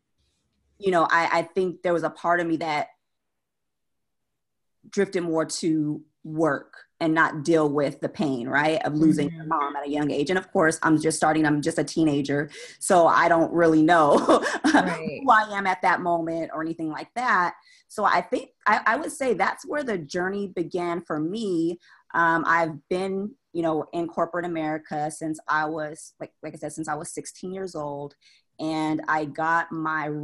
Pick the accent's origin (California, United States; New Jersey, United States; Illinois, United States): California, United States; San Jose; moved away as an adult; also born or lived in Austin, Texas; now in Charlotte, United States; I'm from California, San Jose, born and raised